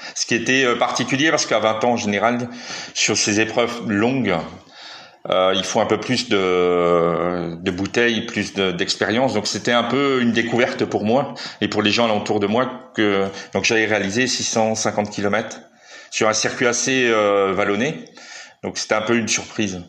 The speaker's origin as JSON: {"language": "French", "town": "Metz", "region": "Grand Est", "country": "France", "tie": "born or raised there", "said": "je suis natif de Metz, donc dans, dans l'est de la France"}